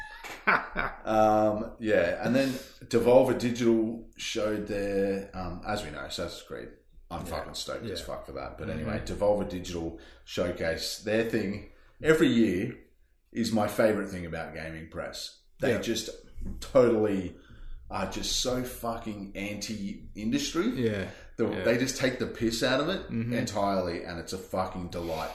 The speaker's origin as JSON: {"language": "English", "region": "Queensland", "country": "Australia", "said": "As an Australian, as a Queenslander"}